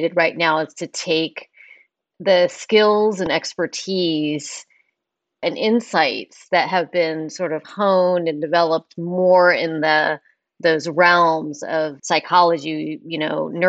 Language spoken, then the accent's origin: English; Palo Alto, California, United States; I grew up actually in Palo Alto